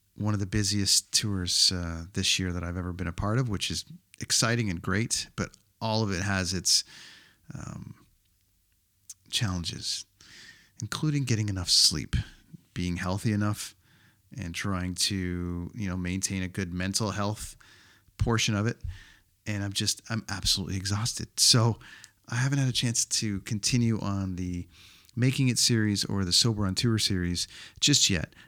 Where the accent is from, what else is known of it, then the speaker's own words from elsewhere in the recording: Canada; my home country of Canada